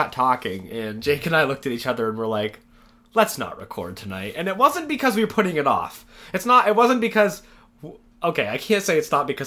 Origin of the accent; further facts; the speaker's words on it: Maine, United States; born and raised in Maine.